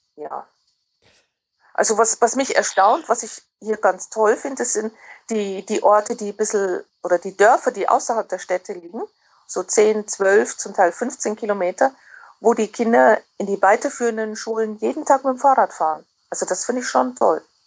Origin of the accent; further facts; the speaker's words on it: Germany; moved away as an adult; now in Netherlands; Ich fühle mich als sehr gut integrierte Deutsche